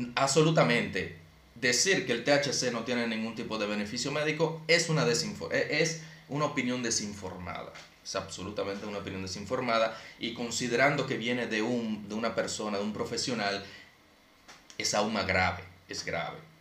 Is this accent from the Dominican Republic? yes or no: yes; Santo Domingo Este, Distrito Nacional, Dominican Republic; yo crecí en Alma Rosa primera